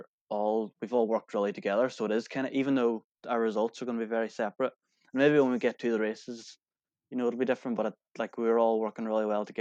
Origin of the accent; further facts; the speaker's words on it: Kilmacrennan, Ulster, Ireland; I was from Kilmacrenan